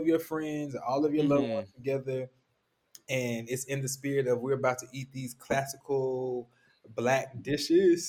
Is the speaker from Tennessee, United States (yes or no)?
yes; Memphis, Tennessee, United States; I'm from Memphis, so we eat slaw with barbecue and we eat slaw with fish